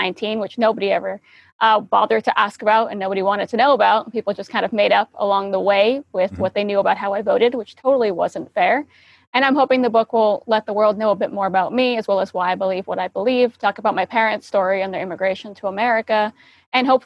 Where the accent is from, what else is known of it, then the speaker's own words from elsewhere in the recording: New York City, New York, United States; I was born and raised in New York City